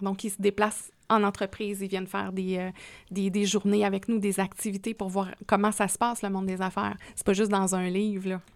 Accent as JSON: {"language": "French", "region": "Quebec", "country": "Canada", "moved": "yes", "lives_now": "Quebec City, Canada", "said": "Moi, je suis un bleuet authentique."}